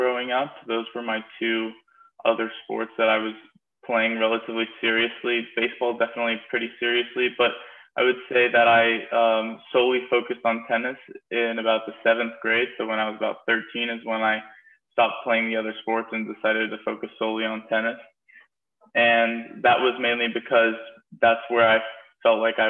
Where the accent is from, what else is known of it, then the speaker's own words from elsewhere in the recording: Eugene, Oregon, United States; also born or lived in Portland, Oregon / Alabama; I'm originally from Eugene, Oregon. I was born and raised there.